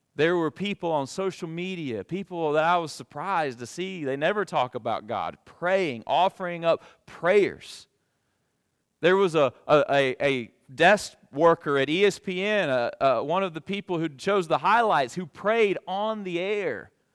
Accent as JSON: {"language": "English", "region": "Alabama", "country": "United States", "moved": "as an adult", "lives_now": "Kentucky, United States", "said": "I'm a transplant from Alabama, and after nearly two decades"}